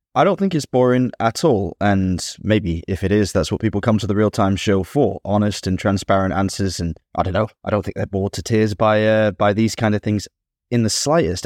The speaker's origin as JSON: {"language": "English", "area": "near Ashbourne", "region": "East Midlands", "country": "United Kingdom", "tie": "born or raised there", "said": "C W Cellars in Ashbourne, near my hometown"}